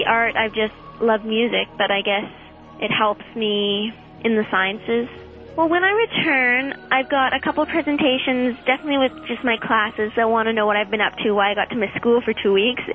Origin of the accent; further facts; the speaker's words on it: Canada; now in Colorado Springs, United States; I'm from Canada, but I'm currently living in Colorado Springs here in the U.S.